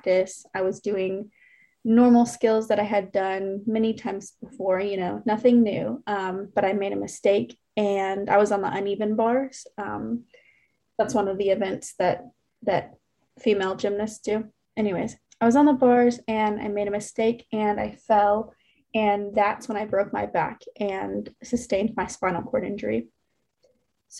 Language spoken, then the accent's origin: English; Memphis, Tennessee, United States; moved away as an adult; now in Alabama, United States; I'm from Memphis, Tennessee originally. And I grew up with a brother and a sister